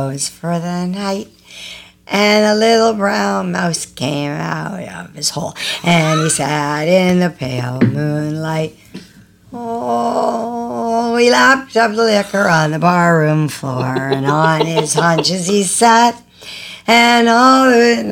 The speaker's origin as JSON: {"language": "English", "town": "Toronto", "region": "Ontario", "country": "Canada", "tie": "born or raised there", "also_born_or_lived": "Ajax, Ontario", "said": "we moved from Ajax, Ontario to Scarborough, Ontario, or technically Agincourt"}